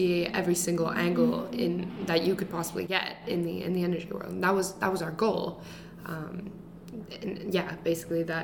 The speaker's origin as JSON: {"language": "English", "country": "Greece", "tie": "born or raised there", "moved": "yes", "said": "I grew up in Greece, which is a very small country in the southern part of Europe"}